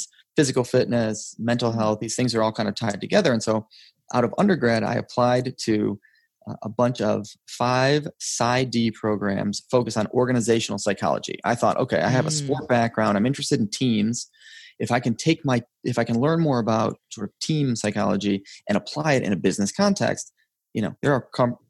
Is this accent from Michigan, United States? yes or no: yes; Detroit, Michigan, United States; I was born in Metro Detroit. I currently live in the city that I was born and raised in. I grew up in a suburb